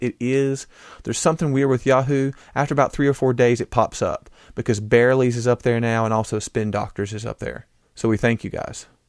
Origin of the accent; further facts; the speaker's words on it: United States; I am an American